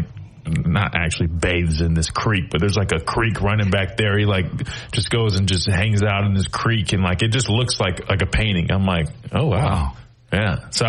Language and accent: English; United States; I'm from Carolina